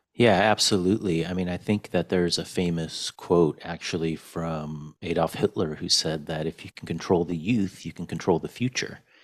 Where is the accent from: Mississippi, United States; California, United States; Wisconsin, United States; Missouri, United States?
California, United States; Fresno; also born or lived in Wrocław, Poland / Chicago, Illinois; eventually I grew up in Fresno, California.